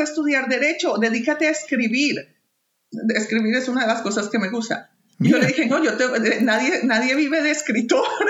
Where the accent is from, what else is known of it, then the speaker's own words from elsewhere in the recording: Bogotá, Colombia; moved away as an adult; also born or lived in Toronto, Canada / Bolivia / Manitoba, Canada; now in Canada; a pesar de haber nacido y crecido en Bogotá